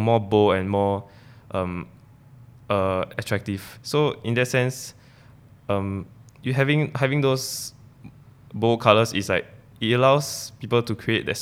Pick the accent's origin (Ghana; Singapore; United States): Singapore; growing up in Singapore as students.